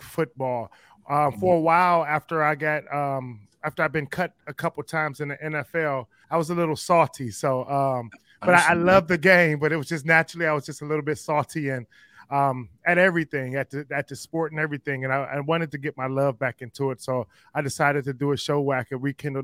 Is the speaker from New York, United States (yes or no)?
no; Cleveland, Ohio, United States; I grew up in Cleveland